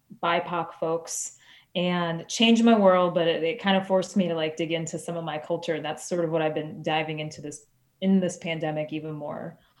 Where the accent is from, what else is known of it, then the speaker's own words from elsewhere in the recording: St. Louis, Missouri, United States; first language English; also born or lived in Florida; It's sort of like growing up in St. Louis and being Puerto Rican.